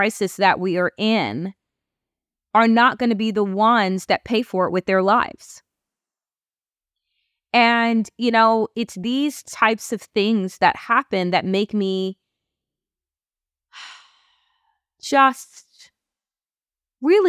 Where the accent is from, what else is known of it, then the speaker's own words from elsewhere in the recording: United States; I am an American